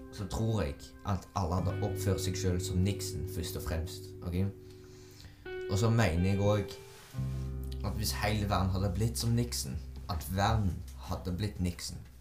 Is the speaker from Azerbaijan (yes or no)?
yes; Azerbaijan; moved away; Aserbajdsjan, der jeg kommer fra